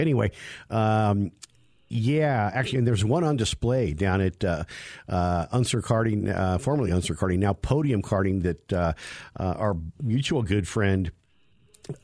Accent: California, United States; now in Denver, United States; Really? No, because, I come from Northern California.

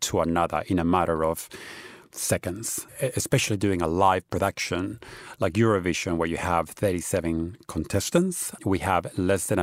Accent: Australia; moved away; I grew up in Australia where it's always been a big cultural celebration

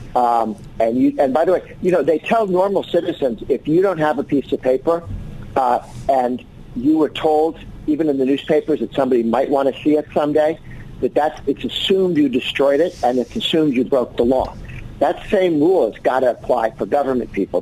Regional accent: Massachusetts, United States; moved away; I grew up in Massachusetts

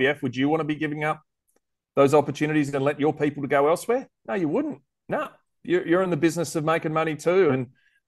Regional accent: South Australia, Australia; my home state of South Australia

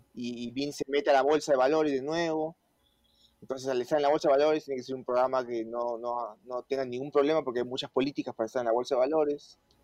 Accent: Peru; moved away as an adult; now in Mexico; yo peruano

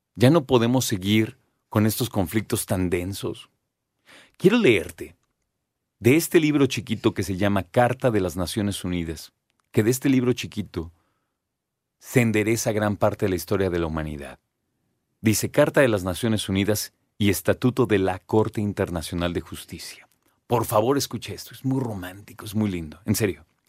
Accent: Mexico; nosotros como mexicanos, como citadinos

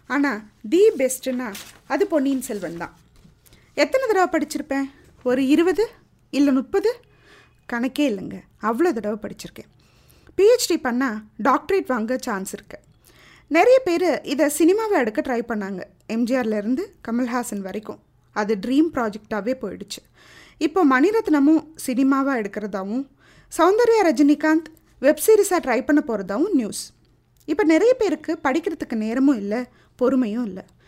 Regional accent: Thanjavur, Tamil Nadu, India; நான் தஞ்சாவூர்காரி

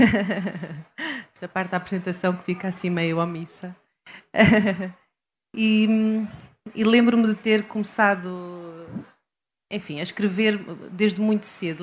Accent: Leiria, Centro, Portugal; moved away as an adult; also born or lived in Coimbra; now in Lisbon, Portugal; nasci em Coimbra, uh, cresci em Leiria

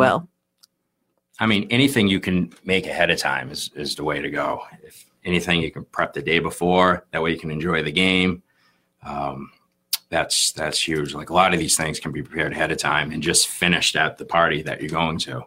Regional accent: Plymouth, Massachusetts, United States; I grew up in Plymouth

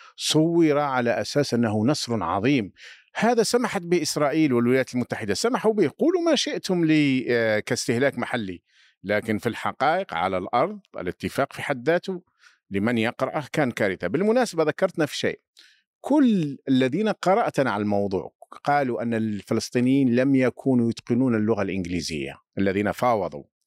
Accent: Algeria; عندنا في الجزائر

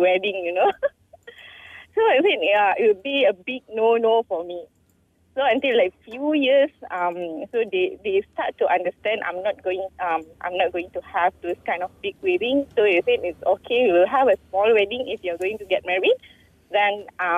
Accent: Malaysia; I'm from Felda

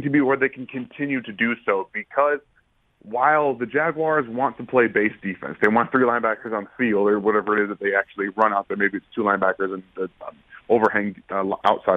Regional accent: Michigan, United States; moved away; I'm from Michigan

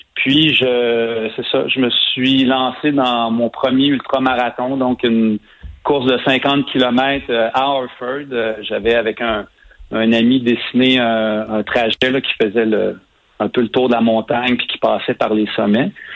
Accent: Saint-Ours, Quebec, Canada; j'habite, en fait, j'ai grandi à Saint-Ours, qui est un petit village à 15 minutes de cet endroit-là

